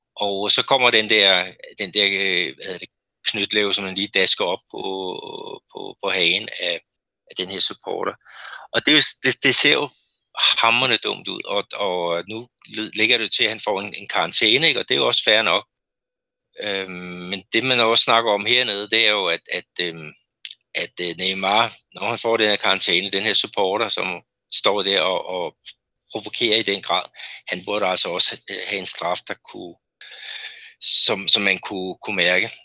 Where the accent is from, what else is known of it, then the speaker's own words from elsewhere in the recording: Denmark; moved away as an adult; now in Brazil; vores, vores rigtig gode øh, venner øh, hjemme i Danmark